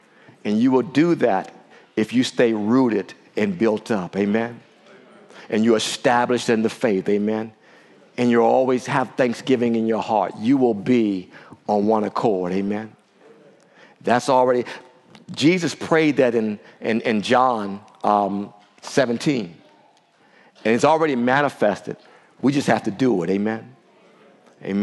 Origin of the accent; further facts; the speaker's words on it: Washington, District of Columbia, United States; the D.C. area, my hometown